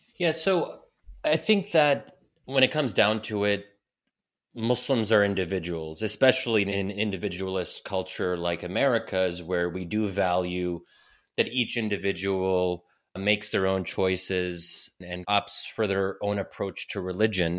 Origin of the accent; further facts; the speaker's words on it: United States; if I had been born and raised in Egypt instead of the U S